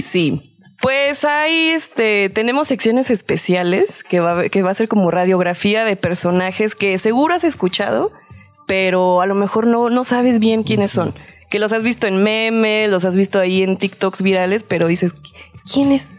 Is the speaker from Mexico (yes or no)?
yes; Guadalajara, Jalisco, Mexico; moved away as an adult; now in Mexico City, Mexico; yo empecé en Guadalajara, soy de Guadalajara y ya soy chilanga desde hace dos años